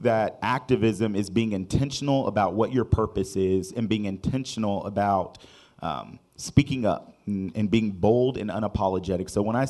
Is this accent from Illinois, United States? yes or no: no; San Diego, California, United States; now in Wichita, United States; I'm originally from San Diego, California, moved to Wichita about 7 years ago and found my home away from home